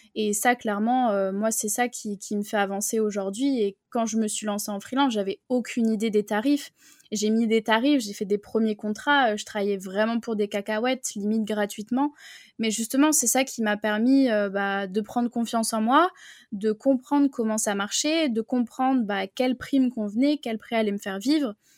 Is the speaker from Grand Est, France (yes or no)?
no; Bordeaux, Nouvelle-Aquitaine, France; moi, je viens de Bordeaux